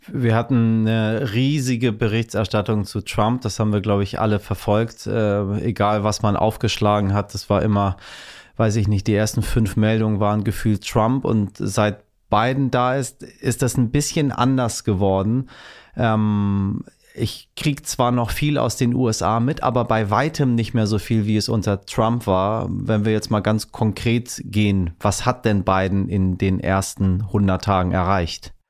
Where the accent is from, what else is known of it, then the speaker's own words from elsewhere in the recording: Germany; bei uns in Deutschland